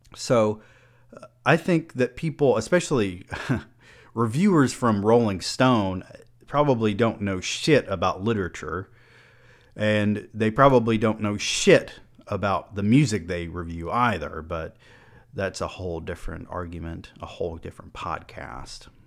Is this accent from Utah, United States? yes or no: no; Georgia, United States; I am also a rural southern man. I grew up in Georgia